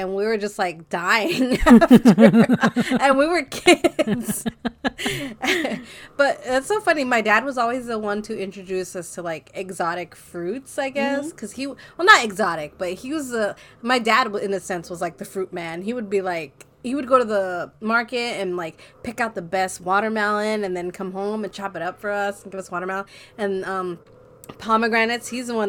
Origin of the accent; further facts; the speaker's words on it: Montebello, California, United States; Well, I grew up in Montebello, and we had the same thing.